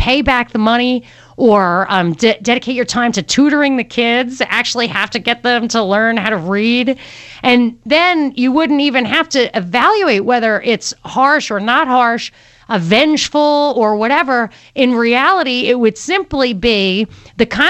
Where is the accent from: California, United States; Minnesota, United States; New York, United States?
New York, United States; moved away; I'm from New York and right on the border of New Jersey.